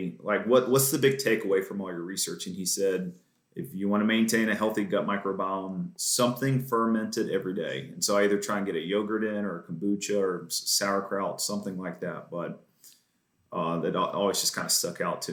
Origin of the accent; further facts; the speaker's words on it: the South, United States; even though I grew up in the South